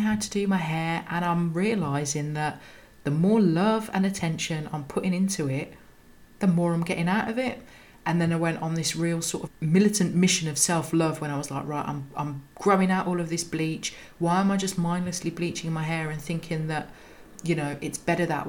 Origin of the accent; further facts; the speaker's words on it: Birmingham, West Midlands, United Kingdom; I'm a Brummie